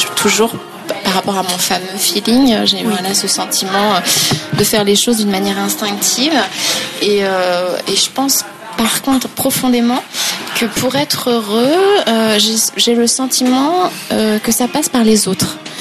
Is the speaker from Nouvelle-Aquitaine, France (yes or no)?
no; Pays Bigouden, southern Finistère, Brittany, France; now in Nantes, France; je suis bigoudaine